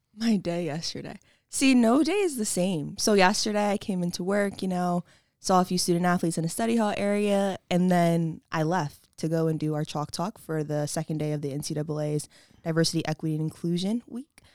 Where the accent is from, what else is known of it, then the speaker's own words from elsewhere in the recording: Wilmington, Delaware, United States; also born or lived in Westchester, New York; I am from the beautiful Wilmington, Delaware